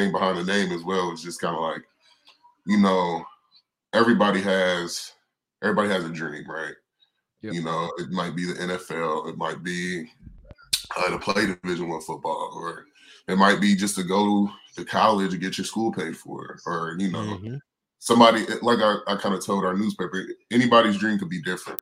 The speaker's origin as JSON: {"language": "English", "town": "Owensboro", "region": "Kentucky", "country": "United States", "tie": "born or raised there", "said": "my hometown. Like I'm born and raised, stayed there until I was about four in Owensboro"}